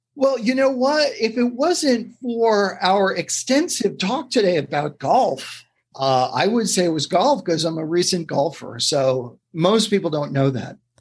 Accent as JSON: {"language": "English", "town": "New York City", "region": "New York", "country": "United States", "tie": "born or raised there", "also_born_or_lived": "Brooklyn", "said": "growing up in the 70s in New York City. I was born in Brooklyn, raised in Queens"}